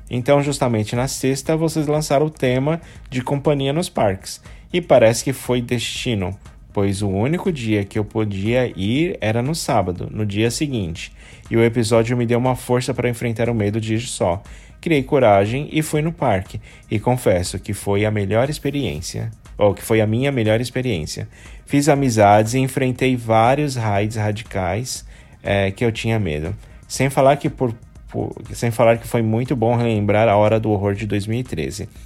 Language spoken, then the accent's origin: Portuguese; São Bernardo do Campo, São Paulo, Brazil; sou de São Bernardo de Campos, em São Paulo. Tenho 22 anos.